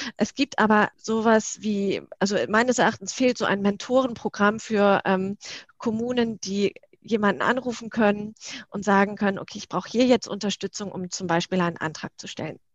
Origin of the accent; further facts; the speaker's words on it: Northern Germany, Germany; now in Berlin, Germany; komme gebürtig aus dem Norden